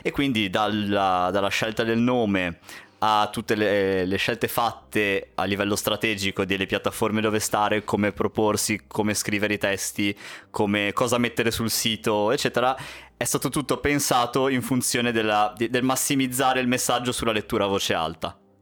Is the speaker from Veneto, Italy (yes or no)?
no; Genoa, Liguria, Italy; siamo di Genova